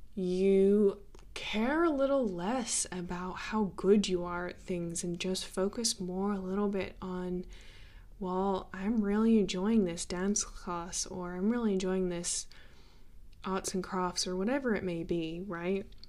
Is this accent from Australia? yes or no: yes; Australia; growing up in Australia